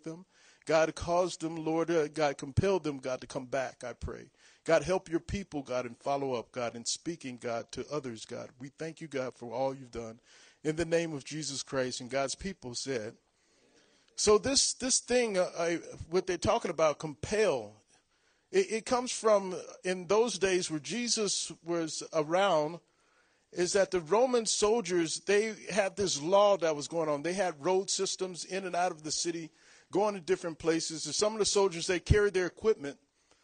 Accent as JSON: {"language": "English", "town": "Long Beach", "region": "California", "country": "United States", "tie": "born or raised there", "said": "I was born and raised in Long Beach, California"}